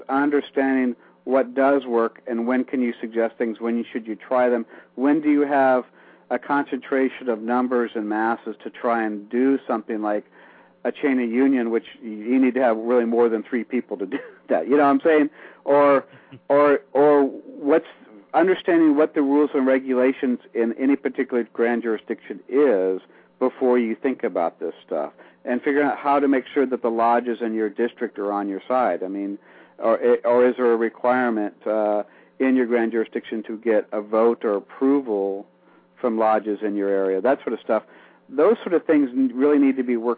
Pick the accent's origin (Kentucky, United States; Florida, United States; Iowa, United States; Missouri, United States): Iowa, United States; When I grew up in small town Iowa